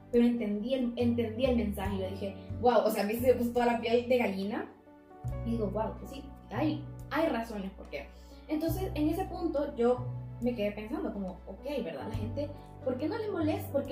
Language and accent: Spanish; El Salvador; Y yo soy salvadoreña, mujer.